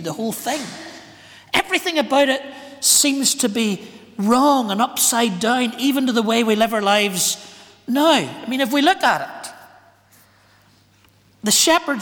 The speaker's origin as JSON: {"language": "English", "town": "Ballymena", "region": "Northern Ireland", "country": "United Kingdom", "said": "I'm from Ballymena, where the shepherds are out in the fields and the ministers know their theology."}